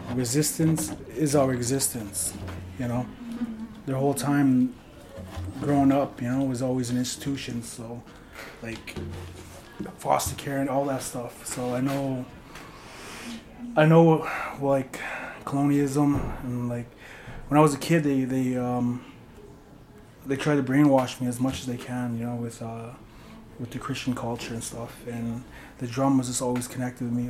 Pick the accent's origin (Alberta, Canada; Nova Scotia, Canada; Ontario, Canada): Alberta, Canada; Paul First Nation; I'm from Paul's First Nation, uh, Treaty 6 territory.